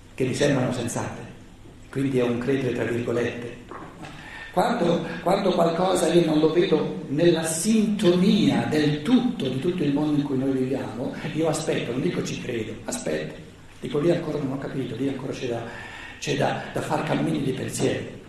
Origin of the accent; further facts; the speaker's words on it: Italy; Noi siamo mica nati per caso in Italia